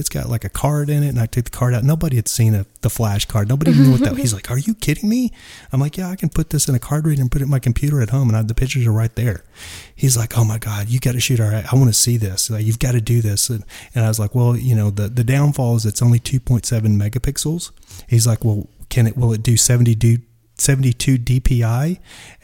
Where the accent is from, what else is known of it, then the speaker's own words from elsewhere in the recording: Dallas, Texas, United States; I'm from Dallas.